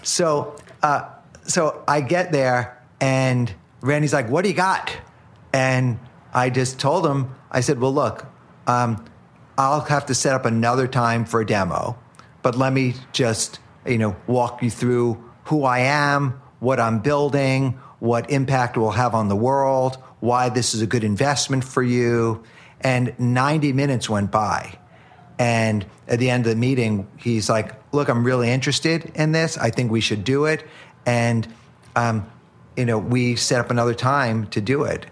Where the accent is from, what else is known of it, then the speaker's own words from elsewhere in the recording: New York City, New York, United States; I grew up in Upper Manhattan